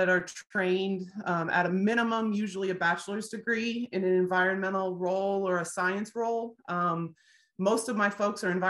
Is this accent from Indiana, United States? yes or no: yes; Indiana, United States; I am born and raised in Indiana for the most part, Midwest girl